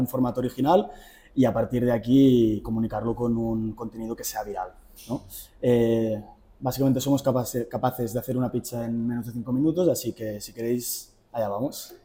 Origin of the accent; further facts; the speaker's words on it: Girona, Catalonia, Spain; vengo de Girona, tengo 27 años